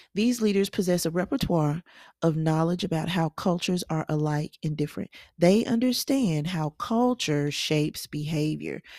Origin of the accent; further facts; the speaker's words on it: the South, United States; I'm a Southerner, and I am